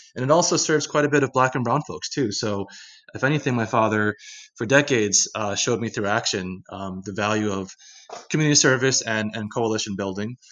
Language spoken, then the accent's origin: English; Philadelphia, Pennsylvania, United States; in Philadelphia, where I was born and raised. Um, you know, I grew up in Philly in the eighties and nineties